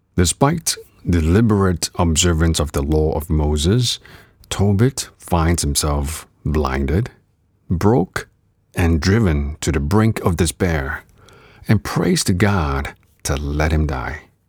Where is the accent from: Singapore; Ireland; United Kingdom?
Singapore; moved away; also born or lived in Canada; I was an active kid growing up in Singapore before moving on to Canada